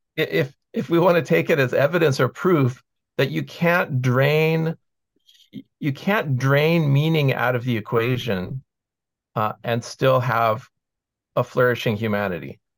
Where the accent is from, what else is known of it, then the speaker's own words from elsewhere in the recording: United States; I grew up in the American school system